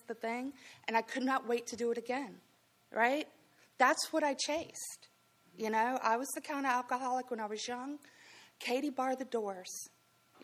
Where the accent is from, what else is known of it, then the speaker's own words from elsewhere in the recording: Greensboro, North Carolina, United States; also born or lived in Florida; I grew up here in Greensboro, right? I'm from Florida, but I grew up here. And grew up in the northwest side of Greensboro